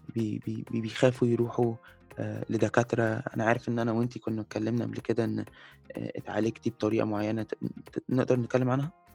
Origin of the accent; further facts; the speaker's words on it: Egypt; احنا كمصريين يعني احنا كمصريين